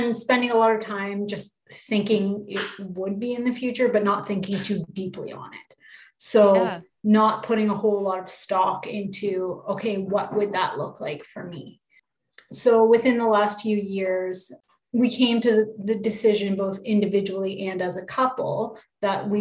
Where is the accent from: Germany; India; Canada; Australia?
Canada; I'm from Canada